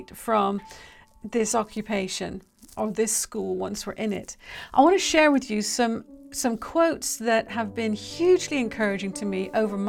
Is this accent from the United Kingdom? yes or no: yes; United Kingdom; I'm British